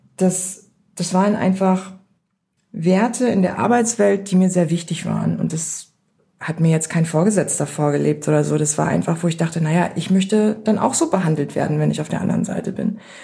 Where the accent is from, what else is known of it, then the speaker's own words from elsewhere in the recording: Beckum, North Rhine-Westphalia, Germany; meine Eltern, die sich damals noch nicht kannten, Mitte der 70er in das kleine Dorf Beckum gekommen in Nordrhein-Westfalen und da bin ich geboren worden.